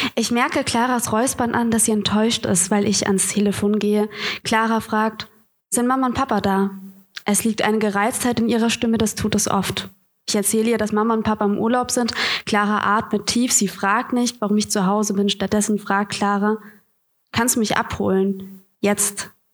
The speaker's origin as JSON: {"language": "German", "town": "Bamberg", "region": "Bavaria", "country": "Germany", "moved": "yes", "lives_now": "Hamburg, Germany", "said": "ich komme ja aus Bamberg. Schön, es ist komisch, wieder in Franken zu sein."}